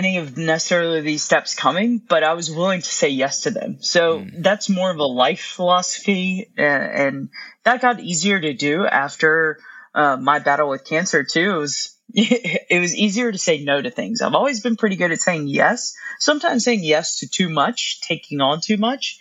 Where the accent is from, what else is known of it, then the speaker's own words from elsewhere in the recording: North Carolina, United States; I'm from North Carolina, grew up a Duke fan